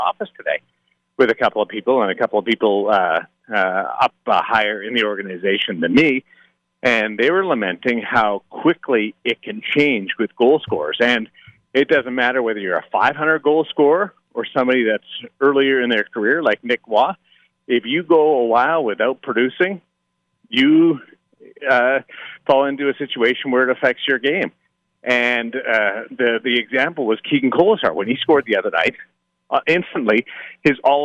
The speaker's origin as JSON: {"language": "English", "town": "Brandon", "region": "Manitoba", "country": "Canada", "tie": "born or raised there", "moved": "yes", "lives_now": "Las Vegas, United States", "said": "I'm Canadian. I'm from the middle of Canada, the prairies, as we call it"}